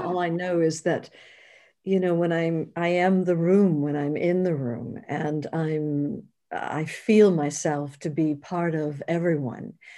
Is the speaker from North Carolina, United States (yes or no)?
no; New York, United States; moved away; being a New Yorker, I'd spent eight years in New York